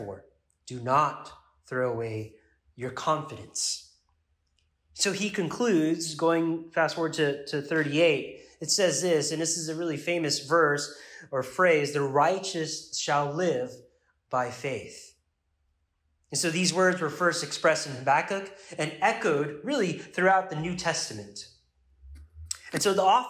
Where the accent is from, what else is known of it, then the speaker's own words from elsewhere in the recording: United States; as an American